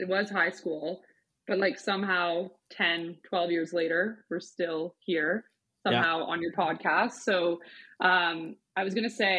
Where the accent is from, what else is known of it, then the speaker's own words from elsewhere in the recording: Calgary, Alberta, Canada; now in Toronto, Canada; I grew up in Calgary